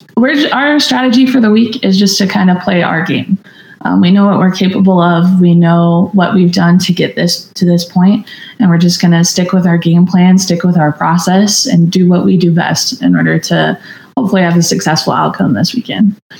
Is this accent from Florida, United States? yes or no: no; Minnesota, United States; moved away as an adult; growing up in Minnesota